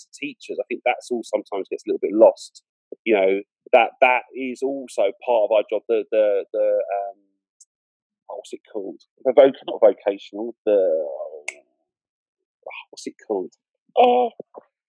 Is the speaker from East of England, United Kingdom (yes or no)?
no; London, United Kingdom; where I was brought up in Southeast London, very multicultural.